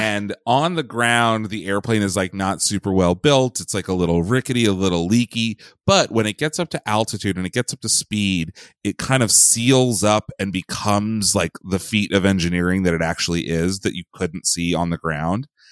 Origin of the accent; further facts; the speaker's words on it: Pennsylvania, United States; I grew up in Pennsylvania